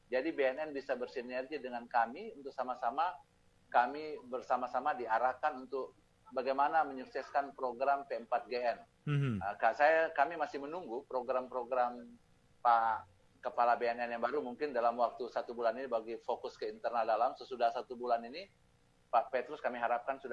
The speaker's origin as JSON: {"language": "Indonesian", "town": "Manado", "region": "North Sulawesi", "country": "Indonesia", "said": "kalau bahasa kampung saya menado, tolong bisa baku tongka, baku tongka itu saling menguatkan"}